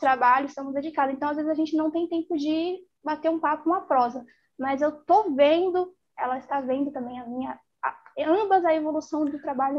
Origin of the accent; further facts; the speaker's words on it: São Paulo, Brazil; Eu sou de São Paulo.